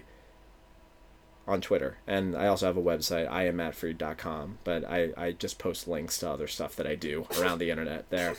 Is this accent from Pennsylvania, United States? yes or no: yes; Philadelphia, Pennsylvania, United States; from my hometown